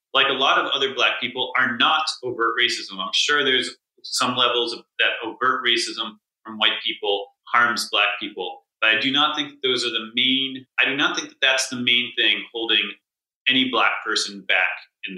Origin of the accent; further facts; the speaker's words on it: Newton, Massachusetts, United States; my hometown, Newton, where there's basically no murders.